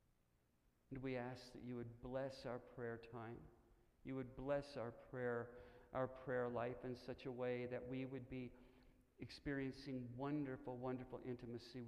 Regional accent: Stillwater, Oklahoma, United States; I was born in Stillwater, Oklahoma, the home of the Oklahoma State University Cowboys

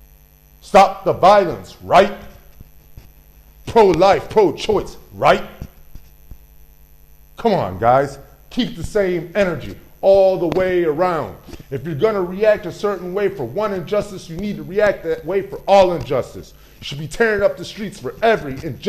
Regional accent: Chicago, Illinois, United States; I am a Chicago native. I come from Chicago.

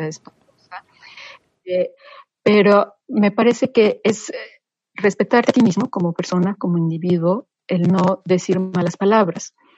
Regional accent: Mexico; moved away; somos mexicanos en el extranjero y somos embajadores de tiempo completo

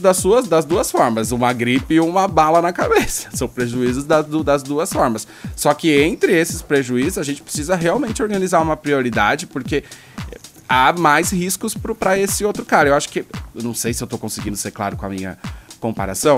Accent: Brazil; sendo brasileiro

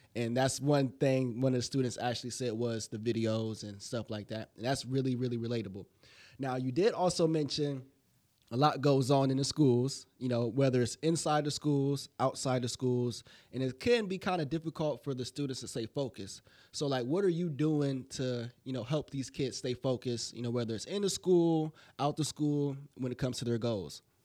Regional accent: Alliance, Ohio, United States; I'm from Alliance as well

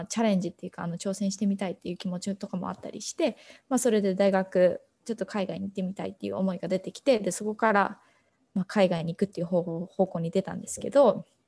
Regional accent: Nagoya, Aichi, Japan; moved away as an adult; now in Boston, United States; 私はずっと名古屋で育って

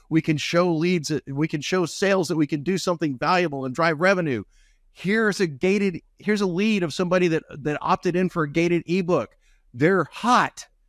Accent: North Texas, United States; I'm from North Texas, so we have the Rangers

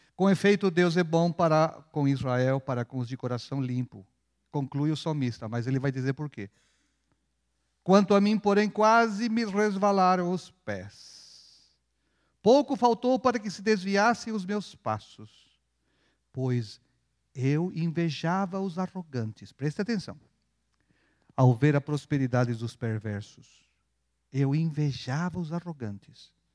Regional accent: Chile; now in Brazil; Eu sou chileno, mas aprendi a ser folgado aqui no Brasil

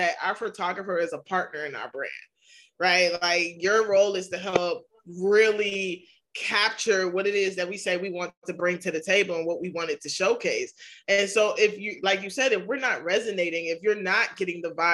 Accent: New York, United States; I'm from New York. It's okay. We got accents over here.

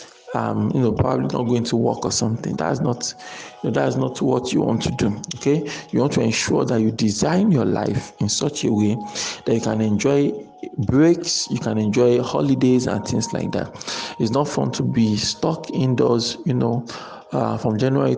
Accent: Nigeria; as Nigerian entrepreneurs

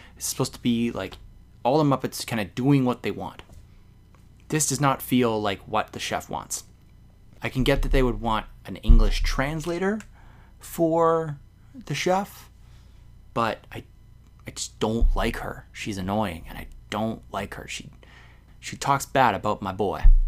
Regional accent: Canada; I'm a Canadian

